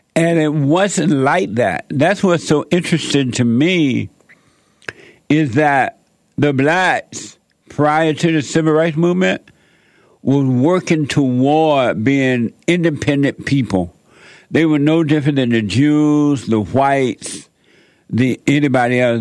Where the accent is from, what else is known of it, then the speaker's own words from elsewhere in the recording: Alabama, United States; I grew up down in Alabama, uh, uh, up on a plantation there.